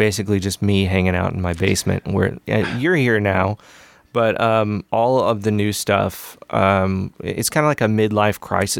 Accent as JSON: {"language": "English", "region": "Missouri", "country": "United States", "said": "I'm actually from Mid-Missouri, a small town in Mid-Missouri, and I could say the name of the town, but I'm not going to because it kind of sucks."}